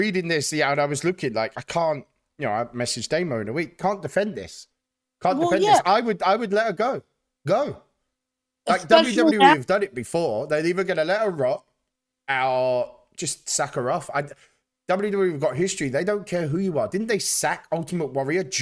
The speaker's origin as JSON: {"language": "English", "country": "United Kingdom", "said": "as a Brit"}